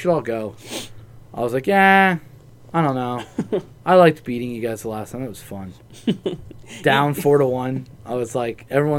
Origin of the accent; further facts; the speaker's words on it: New Jersey, United States; I was born and raised in New Jersey.